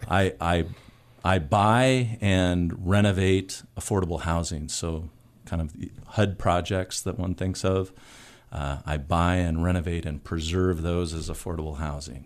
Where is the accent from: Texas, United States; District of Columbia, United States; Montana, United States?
Montana, United States; Missoula; born and raised in Missoula